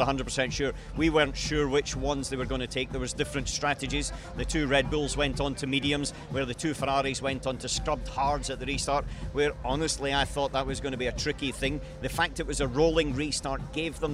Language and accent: English; Scotland, United Kingdom; now in Monaco; I come from Scotland.